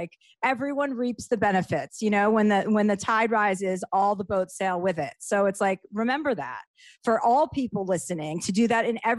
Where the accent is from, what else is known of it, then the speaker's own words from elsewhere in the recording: Livingston, New Jersey, United States; Livingston, New Jersey.